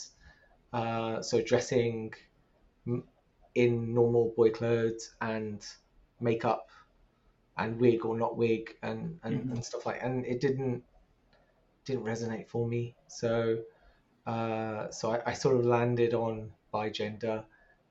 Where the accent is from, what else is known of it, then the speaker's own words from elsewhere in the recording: London, United Kingdom; Growing up in London